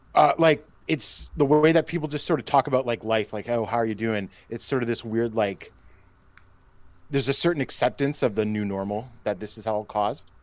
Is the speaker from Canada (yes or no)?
yes; Canada; I say this as a Canadian